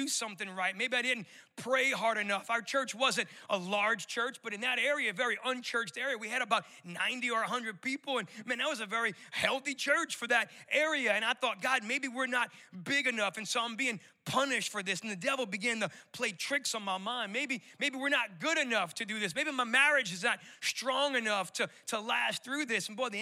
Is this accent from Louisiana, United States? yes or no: yes; New Orleans, Louisiana, United States; moved away as an adult; also born or lived in Colorado; I'm born and raised in New Orleans, and so I still got a little bit of that residual accent